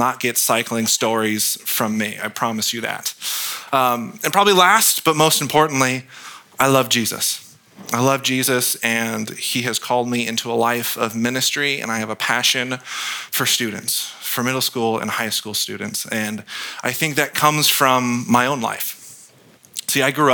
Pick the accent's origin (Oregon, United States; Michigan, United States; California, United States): California, United States; Gilroy; I was born and raised in Gilroy, so just down the street